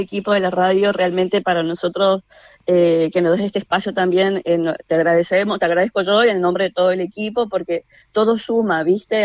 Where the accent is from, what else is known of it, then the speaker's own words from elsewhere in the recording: Chaco, Argentina; en el teatro secundario en el Chaco, de donde yo soy